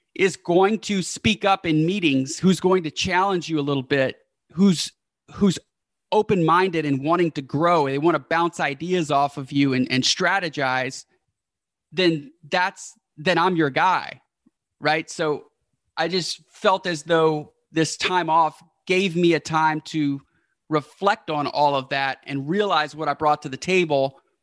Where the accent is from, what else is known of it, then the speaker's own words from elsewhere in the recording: Houston, Texas, United States; the hometown where we're from, which is Houston